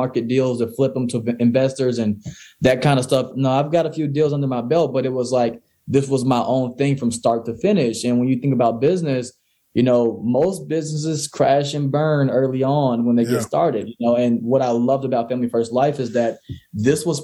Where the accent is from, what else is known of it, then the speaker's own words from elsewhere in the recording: Mississippi, United States; I grew up in Mississippi where it wasn't really the greatest area